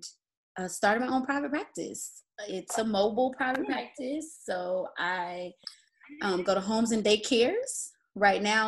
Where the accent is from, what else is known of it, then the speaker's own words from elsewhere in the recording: Atlanta, Georgia, United States; also born or lived in Nashville, Tennessee; I am originally from Atlanta, Georgia, and I am still here today